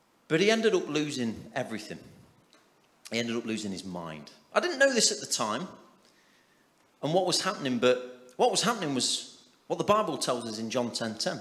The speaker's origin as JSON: {"language": "English", "town": "Nottingham", "region": "East Midlands", "country": "United Kingdom", "said": "we're all from Nottingham"}